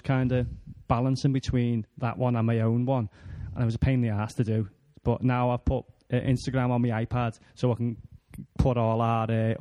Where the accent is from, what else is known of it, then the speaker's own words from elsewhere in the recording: Bootle, North West England, United Kingdom; we're from Bootle